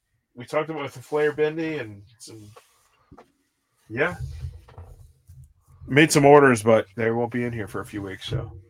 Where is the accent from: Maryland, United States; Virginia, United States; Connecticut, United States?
Connecticut, United States; We're from Connecticut, dude. We're from Connecticut. We appreciate women's basketball here.